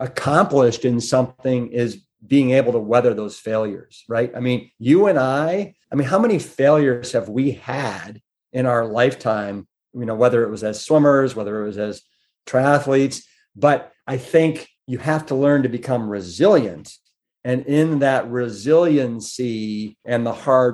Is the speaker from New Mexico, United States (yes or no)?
no; Pepper Pike, Ohio, United States; It was actually outside Shaker Heights, a little town called Pepper Pike.